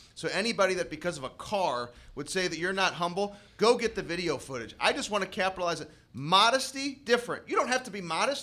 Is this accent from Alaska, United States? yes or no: no; St. Louis, Missouri, United States; being Saint Louisans here